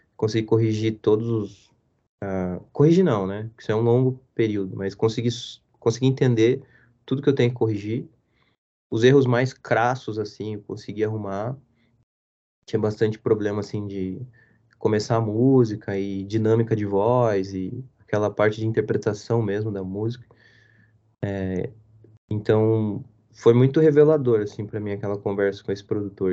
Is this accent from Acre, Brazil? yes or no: no; Curitiba, Paraná, Brazil; eu cresci aqui em Curitiba